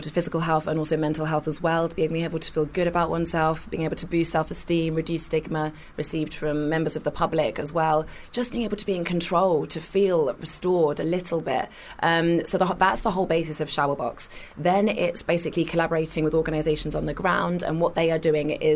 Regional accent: Kingston upon Thames, London, United Kingdom; I was born in Kingston in Surrey, went to uni

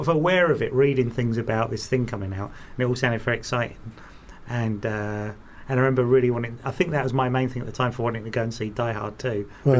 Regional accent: London, United Kingdom; In London. So, no, I wouldn't have gone to see a 15.

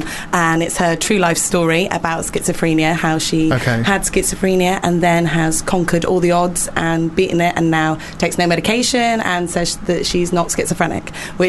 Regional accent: North West England, United Kingdom; From the Lake District.

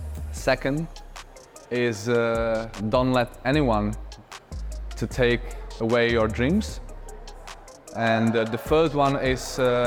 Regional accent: Mladá Boleslav, Central Bohemian Region, Czechia; born there; I was born in Mladá Boleslav in Czech Republic.

